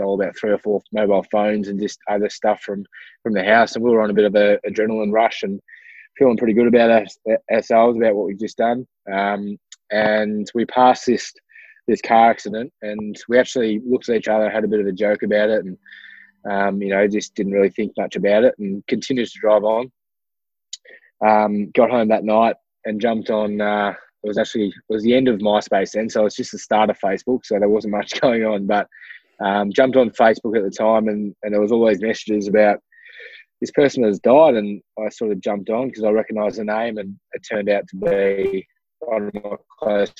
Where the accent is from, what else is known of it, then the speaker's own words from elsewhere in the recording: Ballarat, Victoria, Australia; I'm from Ballarat, Victoria in Australia. So a very small, not a small regional town, but it is a regional city, born and bred here